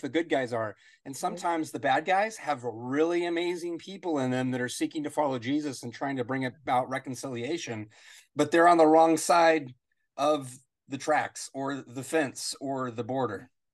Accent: United States; As an American

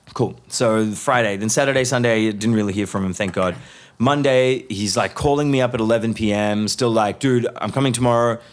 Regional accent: Hyderabad, Sindh, Pakistan; moved away; also born or lived in Melbourne, Australia; Hyderabad is my hometown.

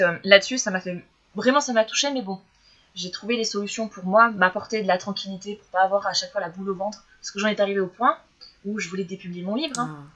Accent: France; quand on est français

